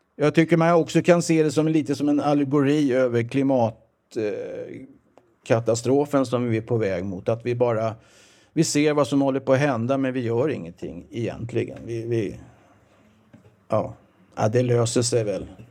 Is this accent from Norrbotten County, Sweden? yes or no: no; southern suburbs of Stockholm, Stockholm County, Sweden; also born or lived in Växjö, Småland; jag är visserligen född i Växjö, som jag sa, eller Småland. Då, då. Men jag kom till Stockholm 1956 och är uppvuxen i Stockholms södra förorter. Eh, Trångsund, Skogås